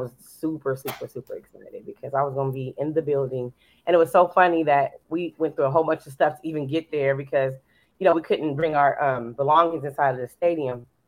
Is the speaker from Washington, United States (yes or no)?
no; California, United States; now in Dallas, United States; I'm from California, but then I came back to Dallas.